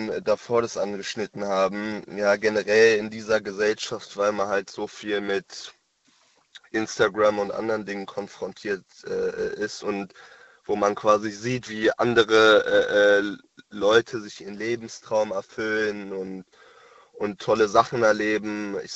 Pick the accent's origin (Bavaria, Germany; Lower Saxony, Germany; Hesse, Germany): Hesse, Germany; Frankfurt; Äh, aus Frankfurt.